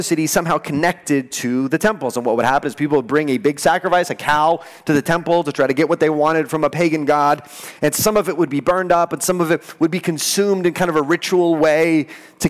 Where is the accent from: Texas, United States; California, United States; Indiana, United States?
Texas, United States; El Paso; I'm from El Paso